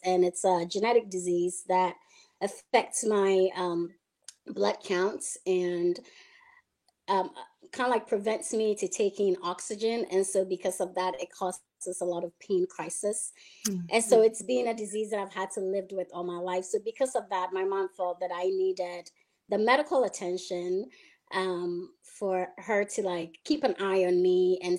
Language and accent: English; Ghana; I was, you know, given birth to in Ghana and was raised part of my life, my early stages in life. I was raised in Ghana with my two other sisters.